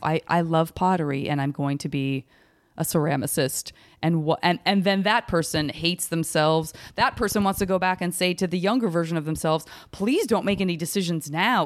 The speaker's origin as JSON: {"language": "English", "region": "Arizona", "country": "United States", "said": "I'm from Arizona"}